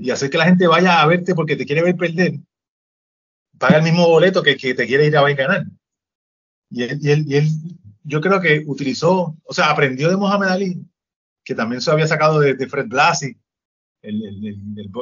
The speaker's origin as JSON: {"language": "Spanish", "country": "Puerto Rico", "said": "pero si yo soy puertorriqueño también"}